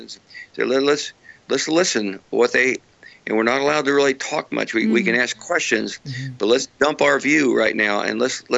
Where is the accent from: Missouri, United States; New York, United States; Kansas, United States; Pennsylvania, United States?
Kansas, United States; my home state where I come from, the state of Kansas